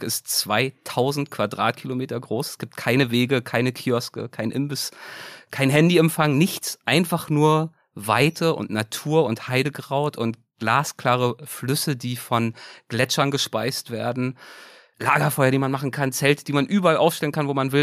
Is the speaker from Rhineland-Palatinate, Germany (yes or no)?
no; Berlin, Germany; moved away; Ich komme ja ursprünglich aus Berlin